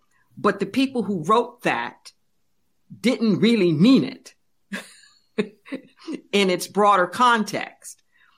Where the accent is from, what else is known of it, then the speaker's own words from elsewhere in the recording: Los Angeles, California, United States; And growing up in Los Angeles, one of the most diverse places on the planet, I grew a real sense of compassion for what it meant to come together